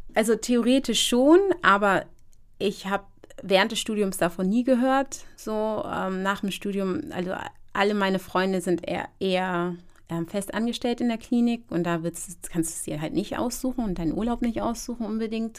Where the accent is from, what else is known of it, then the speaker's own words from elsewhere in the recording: Hamburg, Germany; ich als ja eigentlich Deutsche, muss man gestehen, ich bin zwar Ghanaisch, aber ich bin hier aufgewachsen